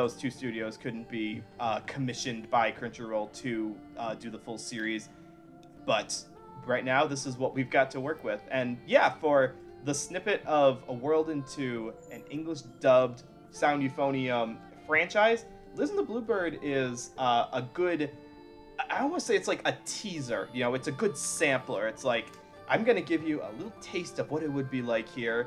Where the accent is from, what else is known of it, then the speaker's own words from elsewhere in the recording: Midwest, United States; I'm from the Midwest